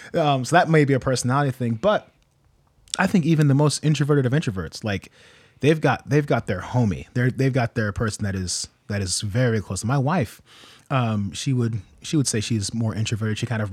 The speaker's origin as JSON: {"language": "English", "town": "Norwalk", "region": "Ohio", "country": "United States", "tie": "born or raised there", "also_born_or_lived": "Illinois", "moved": "as an adult", "said": "I grew up in Norwalk, Ohio"}